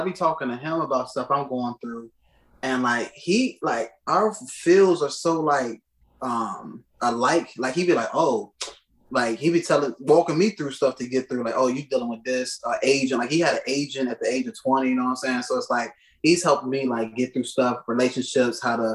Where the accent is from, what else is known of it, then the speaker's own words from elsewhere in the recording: Chester, Virginia, United States; moved away as an adult; now in Washington, D.C., United States; Born and raised Chester, Virginia